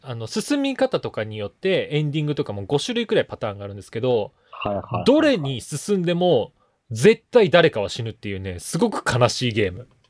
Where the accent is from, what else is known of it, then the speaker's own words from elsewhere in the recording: Hino, Tokyo, Japan; 僕の実家の方の日野市なんですけど、東京の。